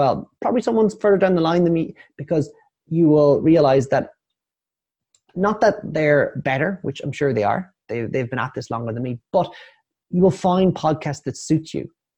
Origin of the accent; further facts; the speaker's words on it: Ireland; I am Irish.